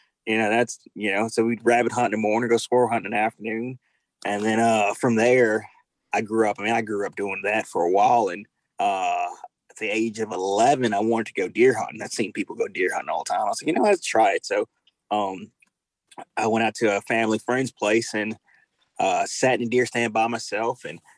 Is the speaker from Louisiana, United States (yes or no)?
yes; Baton Rouge, Louisiana, United States; I grew up South Louisiana, Baton Rouge, Louisiana. Majority of my life, well, I spent most of my life in Baton Rouge, Louisiana. Grew up here hunting and fishing.